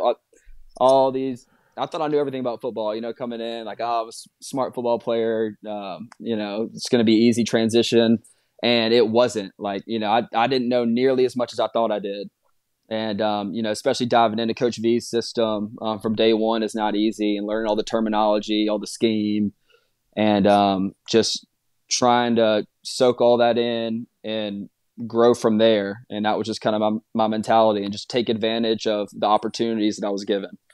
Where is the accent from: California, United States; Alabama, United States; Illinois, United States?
Alabama, United States; Birmingham; moved away as an adult; I'm from Birmingham. Dad played at Alabama.